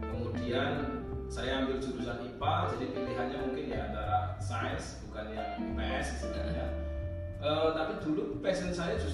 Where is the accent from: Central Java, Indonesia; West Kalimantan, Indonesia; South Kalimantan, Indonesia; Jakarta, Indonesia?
Central Java, Indonesia; Brebes; saya aslinya Brebes mm -hmm. saya yang paling dekat itu ada Purwokerto